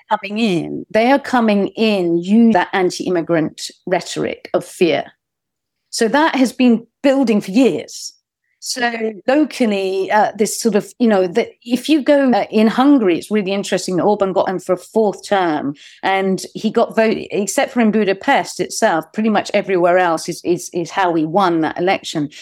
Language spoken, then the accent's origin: English; United Kingdom; as a British person, uh, so a non-American